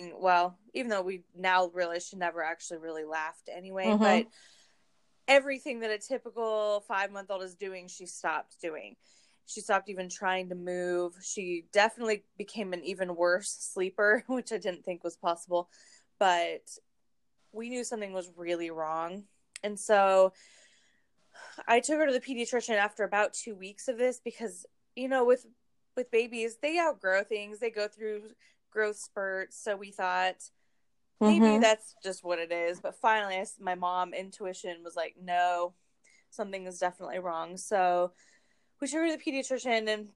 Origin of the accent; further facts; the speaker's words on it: Northern California, United States; moved away as an adult; now in Hershey, United States; I'm originally from Northern California, but I have lived in Central Pennsylvania for almost 10 years